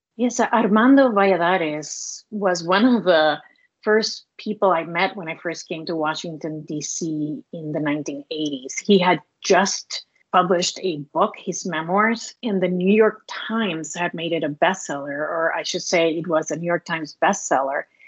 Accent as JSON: {"language": "English", "country": "Cuba", "also_born_or_lived": "Milwaukee, Wisconsin", "accent": "Hispanic", "second_language": "English", "moved": "yes"}